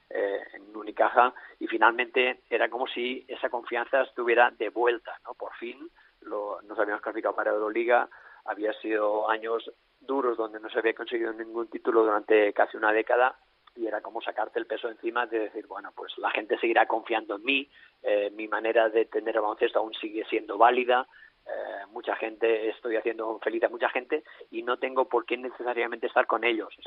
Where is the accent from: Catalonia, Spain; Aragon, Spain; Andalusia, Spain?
Catalonia, Spain; Alella; entrenar aquí en mi pueblo, en Alella, entraré en mi pueblo, en Alella.